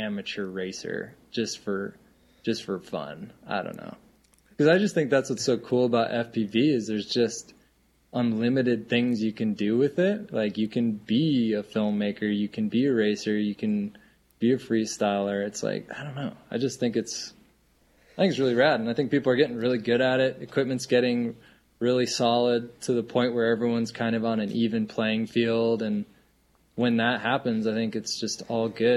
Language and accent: English; Rapid City, South Dakota, United States; moved away as an adult; now in Montana, United States; I grew up in South Dakota. I live in Montana.